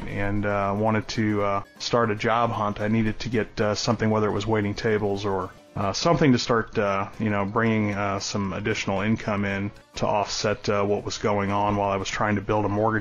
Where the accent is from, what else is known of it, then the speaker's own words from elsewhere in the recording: San Diego, California, United States; moved away as an adult; also born or lived in Orlando; as a kid growing up, I was born in San Diego